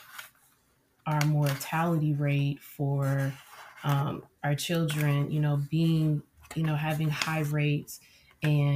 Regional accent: Cincinnati, Ohio, United States; I am from Cincinnati, Ohio

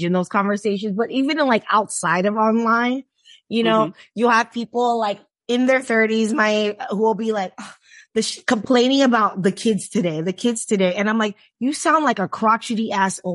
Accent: Miami, Florida, United States; I grew up in the South, like in Miami

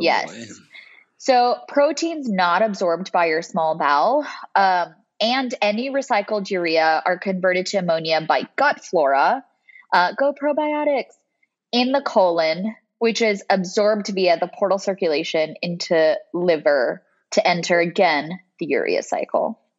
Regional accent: Bakersfield, California, United States; moved away as an adult; now in Rochester, United States; I grew up in Central California. So if anybody knows Bakersfield, that's where I'm from

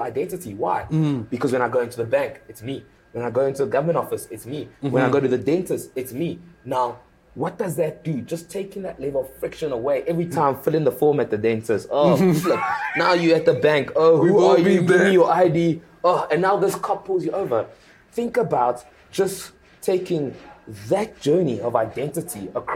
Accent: Pretoria, Gauteng, South Africa; English is a second language; also born or lived in Democratic Republic of the Congo / Belgium; coming to South Africa, grew up in Pretoria, primary school, high school

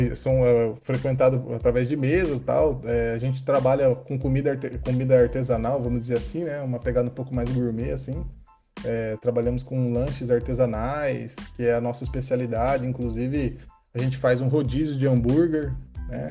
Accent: Bauru, São Paulo, Brazil; Eu sou da cidade de Bauru, tenho 31 anos de idade

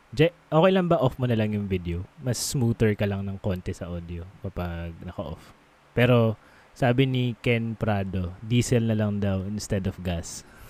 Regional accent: Ilocano, Ilocos Region, Philippines; Ilocano lang ako

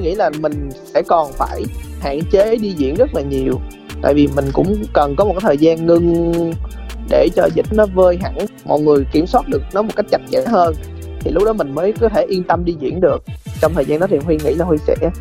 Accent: Sóc Trăng, Vietnam; moved away; em ở sóc trăng

